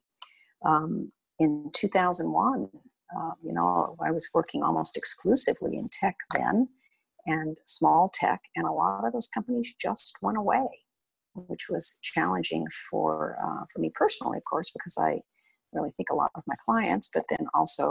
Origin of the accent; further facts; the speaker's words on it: West Texas, United States; I grew up in West Texas in oil fields